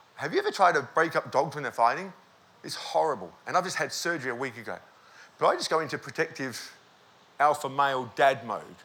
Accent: Australia; We're here from Australia

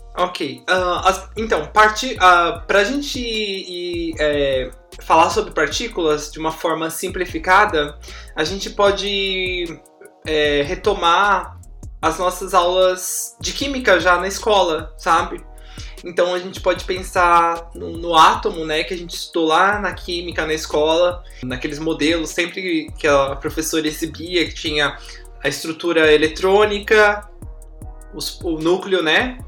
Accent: São Paulo, Brazil; moved away as an adult; also born or lived in Guaratinguetá / Rio de Janeiro / China; eu sou de São Paulo, capital

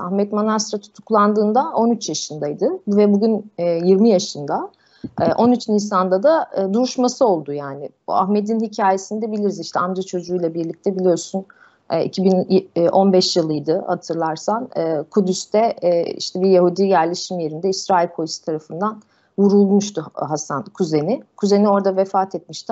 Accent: Turkey; bir Türk olarak ülkemizde

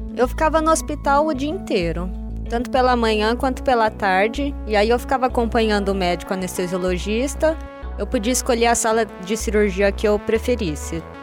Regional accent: Presidente Prudente, São Paulo, Brazil; now in Ribeirão Preto, Brazil; Eu sou de Presidente Prudente, eu estou cursando medicina aqui na UNAERP

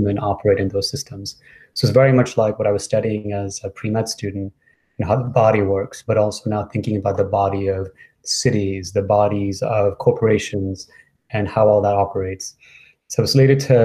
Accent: New York City, New York, United States; I moved to New York when I was 10 and kind of grew up in New York City

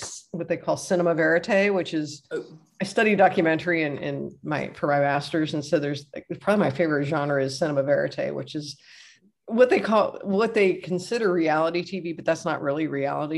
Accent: Cincinnati, Ohio, United States; I'm from Cincinnati

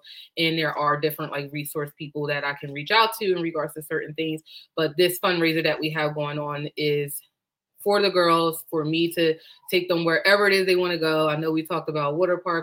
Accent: Delaware, United States; I am born and raised in Delaware

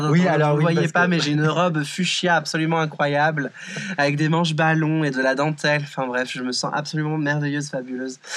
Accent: France; je suis française, je suis en mode oh waouh, baby, c'est trop bien.

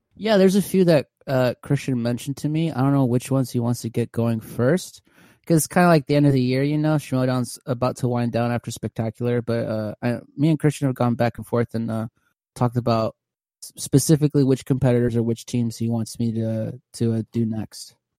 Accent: California, United States; moved away as an adult; now in Houston, United States; I'm originally from California, so I graduated high school, moved to Texas

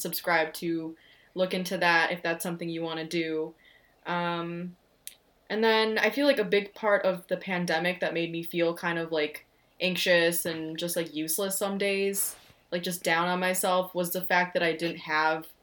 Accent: United States; we're Indian American

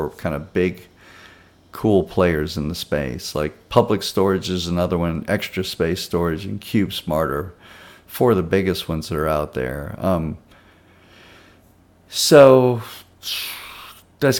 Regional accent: Baton Rouge, Louisiana, United States; now in Texas, United States; back home where I grew up in and around Baton Rouge, Louisiana

